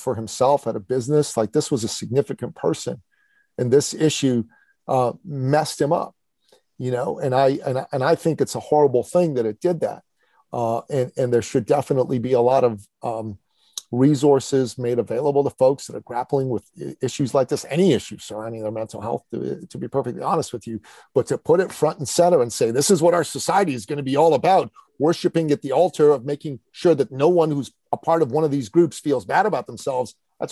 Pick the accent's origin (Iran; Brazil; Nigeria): Iran; now in Canada; I'm originally from Iran